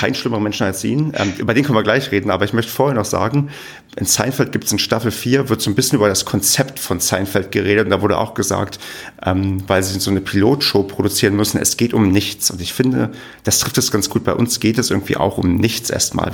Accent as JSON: {"language": "German", "area": "near Werder", "region": "Brandenburg", "country": "Germany", "moved": "yes", "lives_now": "Paderborn, Germany", "said": "da wo ich herkomme, gibt es zumindest in der Nähe die, es gibt irgendein so komisches Weinfest"}